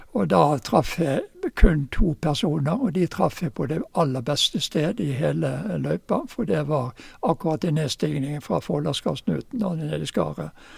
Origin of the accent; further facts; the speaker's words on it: Bergen, Vestland, Norway; also born or lived in Oslo / Fusa; now in Geilo, Norway; Jeg ble født i Oslo jeg, i, i 1935. Og eh, familien flyttet til eh, Bergen i 1935.